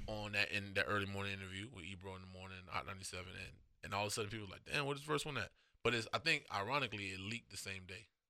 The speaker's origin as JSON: {"language": "English", "town": "Miami", "region": "Florida", "country": "United States", "said": "I'm from Miami"}